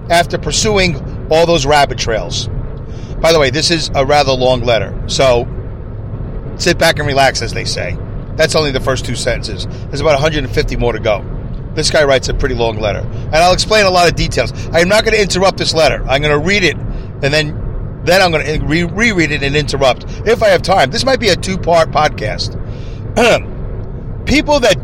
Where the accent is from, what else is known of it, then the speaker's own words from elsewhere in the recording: Saugerties, New York, United States; I'm actually right now going through the toll booth here in my hometown of Saugerties